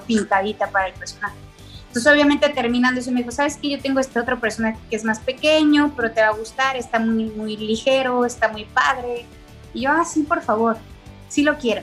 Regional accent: Mexico City, Mexico; Soy de la Ciudad de México

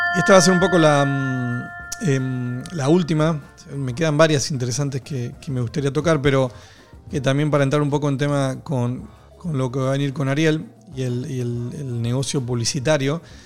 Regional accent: Argentina; yo soy argentino

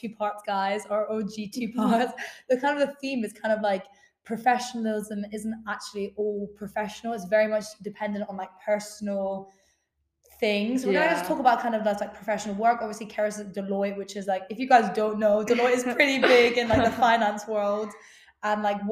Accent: Midlands, England, United Kingdom; we're both from Midlands

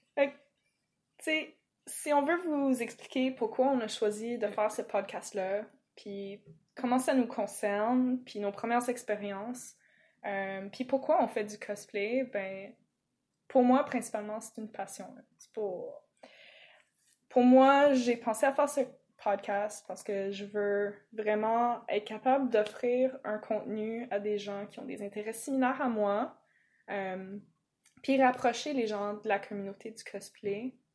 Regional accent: Toronto, Ontario, Canada; accent: English; French is a second language; moved away as an adult; now in Quebec, Canada; je l'ai pas appris quand je suis arrivée au Québec. Euh, le français, je veux dire. Euh, bon, moi, bien évidemment, je suis née, euh, à Toronto

